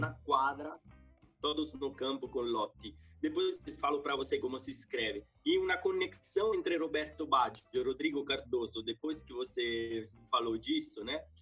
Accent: Civitanova Marche, Marche, Italy; Portuguese is a second language; also born or lived in Spain / Ireland; now in São Paulo, Brazil; E eu nasci no centro-leste da Bota, do país da Bota, né? Que é uma cidade que, chama, que é chamada de Civitanova Mar. Civita Nova Marca, fica no centro-leste, no Mar Adriático, uma cidade de 40 mil habitantes. E tinha uma infância simples, tranquila

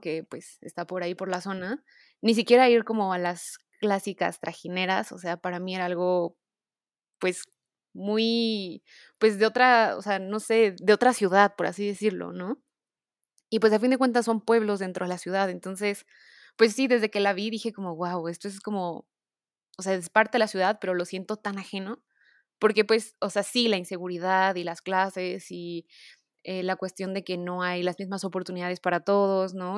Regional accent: Mexico; yo como mexicana

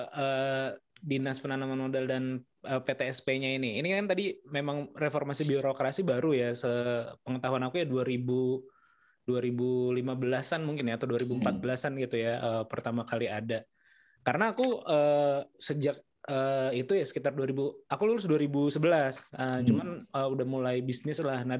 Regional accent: West Sumatra, Indonesia; moved away; Saya tuh lahir di desa, jadi di sana uh, dari Sumatera Barat.

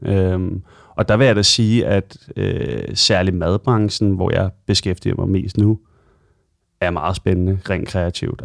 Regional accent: Copenhagen, Capital Region of Denmark, Denmark; also born or lived in London; jeg er født og opvokset i Sydhavn, og har boet i København øh, hele mit liv, bortset fra et år, hvor jeg øh, boede i London.

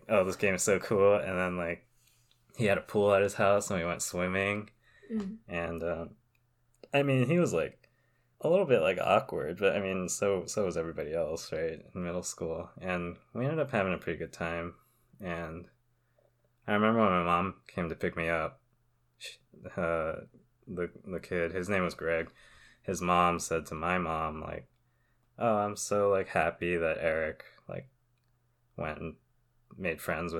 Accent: Southern California, United States; I grew up in Southern California where it's fairly diverse

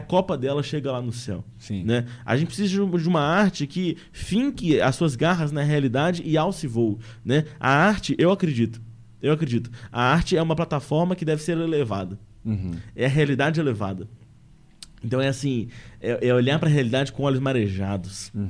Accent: Minas Gerais, Brazil; eu sou mineiro de Minas Gerais.

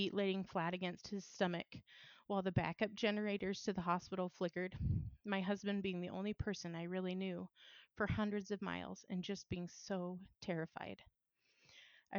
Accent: Washington, United States; also born or lived in Boise, Idaho; my home state, Washington

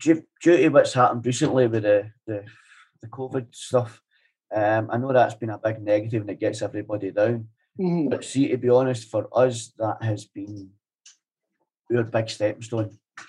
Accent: Paisley, Scotland, United Kingdom; I remember back when I was growing up in Fergusy where people were running about chasing each other with sticks and knives and everything in the streets.

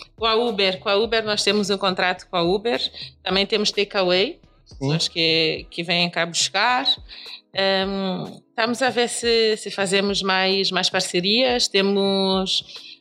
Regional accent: São Tomé & Príncipe; now in Lisbon, Portugal

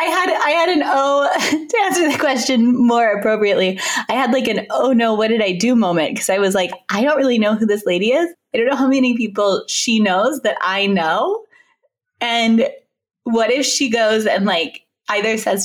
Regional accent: Texas, United States; now in New York, United States; I'm from Texas

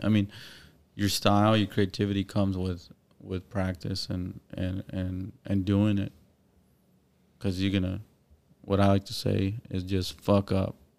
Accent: Corpus Christi, Texas, United States; I grew up on the west side of Corpus

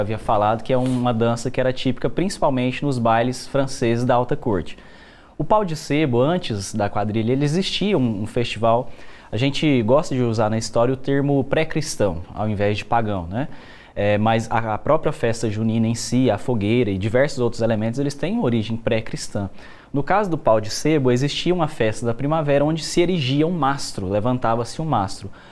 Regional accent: Goiás, Brazil; nós, enquanto goianos

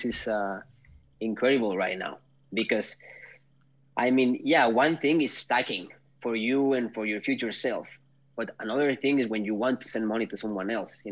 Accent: Mexico; moved away as an adult; now in Nordic countries; I'm from Mexico

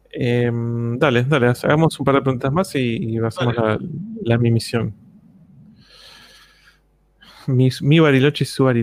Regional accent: Chile; Que no me amargo, yo soy chileno

